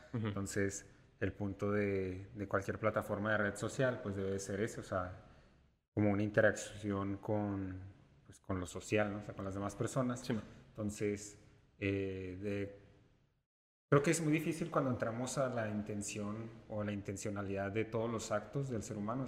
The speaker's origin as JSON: {"language": "Spanish", "country": "Mexico", "said": "soy pues completamente mexicano, como el mexicano tradicional"}